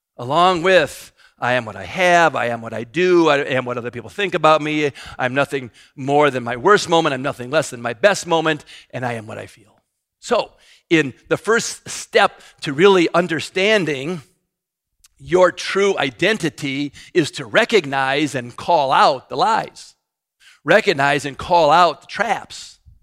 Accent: United States; I'm an American.

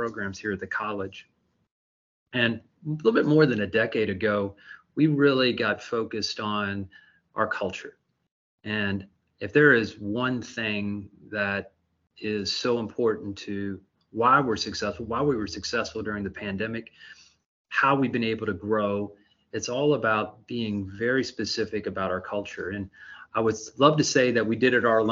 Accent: Louisville, Kentucky, United States; being a native Louisvillian and being recognized in my hometown

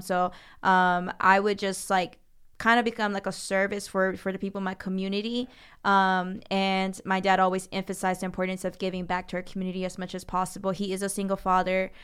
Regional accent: Jennings, Florida, United States; I grew up in what we call Jennings, Florida

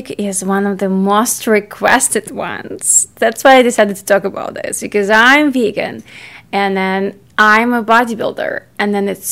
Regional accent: Ukraine; I grew up in Ukraine. It's in Europe

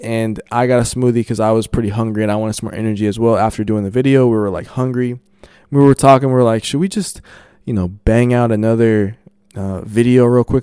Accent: Colorado, United States; I'm, I'm from Colorado

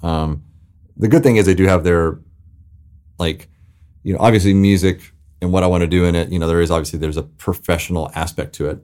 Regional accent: the South, United States; growing up in the South

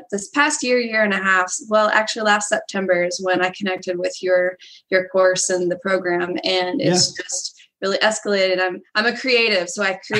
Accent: Indiana, United States; I'm from Indiana

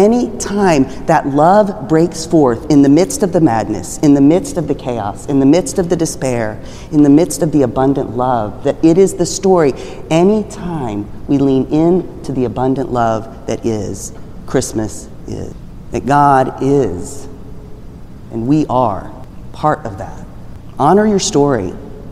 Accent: Texas, United States; I grew up in Texas

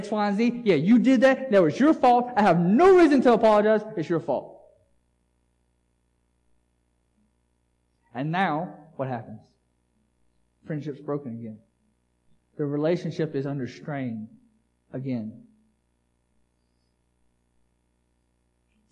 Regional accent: United States; As an American culture

